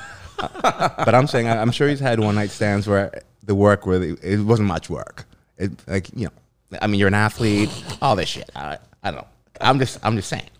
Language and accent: English; Vancouver, British Columbia, Canada; I'm from here. I'm Canadian